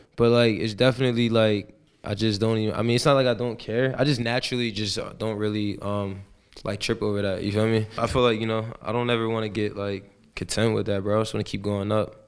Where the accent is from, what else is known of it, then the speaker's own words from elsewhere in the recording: Woodbury, New Jersey, United States; moved away; also born or lived in Camden, New Jersey; I'm from South Jersey, a city called Camden, I was born there and I was raised in, uh, Woodbury, New Jersey.